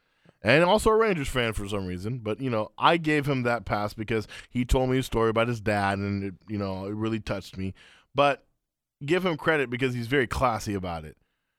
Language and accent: English; Afghanistan; But weirded out because technically the Taliban don't rule it. And I'm like, right. Are they cool with that or not? It's a weird thing going on in my home